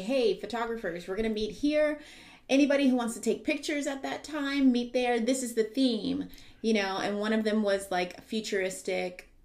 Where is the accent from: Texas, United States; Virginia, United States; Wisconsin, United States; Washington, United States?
Texas, United States; San Antonio; I am from San Antonio, Texas. I am from the South Side